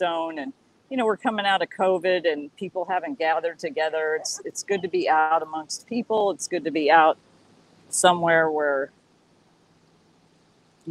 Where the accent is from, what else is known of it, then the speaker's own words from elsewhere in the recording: San Antonio, Texas, United States; also born or lived in Austin, Texas; now in California, United States; I grew up in San Antonio and used to go down to the coast a lot